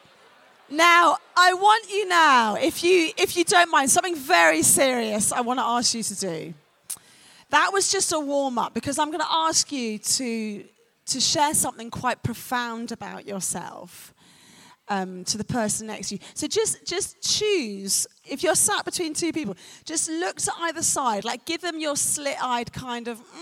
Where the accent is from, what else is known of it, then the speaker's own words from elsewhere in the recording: London, United Kingdom; accent: North London; I'm a Londoner, and in London, we say, innit